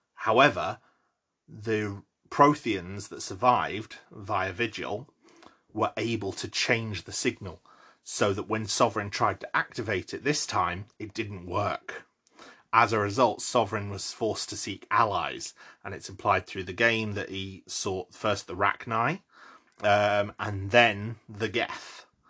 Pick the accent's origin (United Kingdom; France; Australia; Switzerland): United Kingdom; London; moved away; I was born outside of London and grew up very, very close to London